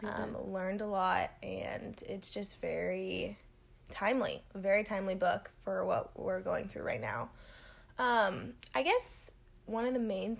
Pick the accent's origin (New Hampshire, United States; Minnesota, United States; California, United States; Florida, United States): California, United States; Southern; moved away as an adult; now in Texas, United States; I'm from California, born and raised, Southern California specifically